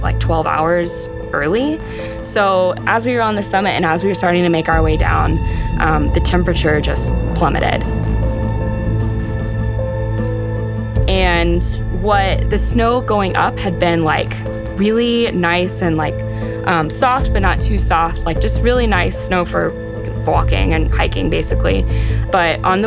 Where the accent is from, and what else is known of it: Texas, United States; born or raised there